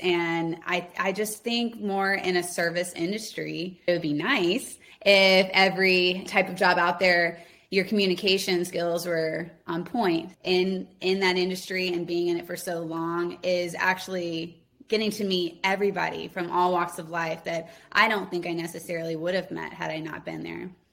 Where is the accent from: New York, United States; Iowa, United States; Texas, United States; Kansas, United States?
Texas, United States; Houston; I grew up in and around Houston on the outskirts in the suburbs